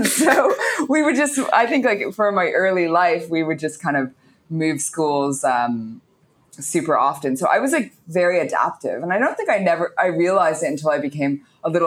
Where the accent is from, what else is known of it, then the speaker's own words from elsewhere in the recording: Toronto, Ontario, Canada; moved away as an adult; So I am from Canada. I was born in the suburbs of Toronto in a place called Scarborough